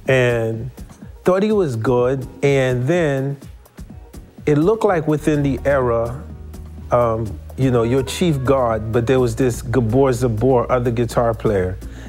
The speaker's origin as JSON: {"language": "English", "country": "Haiti", "said": "So for me, I came from Haiti after trying to become president of a country."}